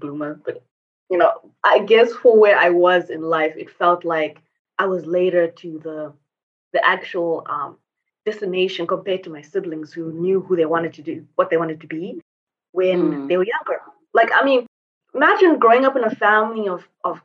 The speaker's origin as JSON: {"language": "English", "country": "Zimbabwe", "tie": "born or raised there", "also_born_or_lived": "Asia / Europe / United States", "moved": "as an adult", "lives_now": "Mauritius", "said": "basically I was born and raised in Zimbabwe."}